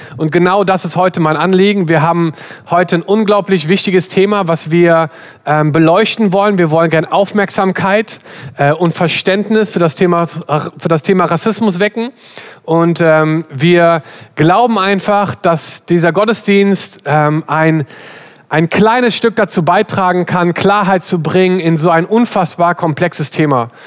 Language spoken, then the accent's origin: German; Germany; wir sind alle in Deutschland aufgewachsen